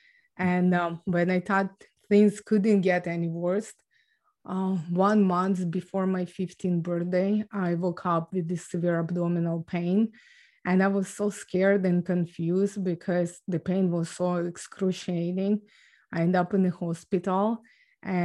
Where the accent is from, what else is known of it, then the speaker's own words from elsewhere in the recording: Ukraine; moved away; So I was born and raised in Ukraine